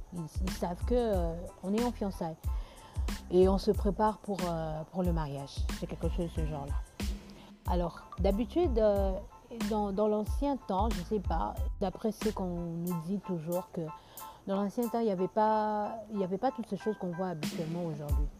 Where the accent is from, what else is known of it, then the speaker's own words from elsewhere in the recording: Kinshasa, DR Congo; chez nous à Kinshasa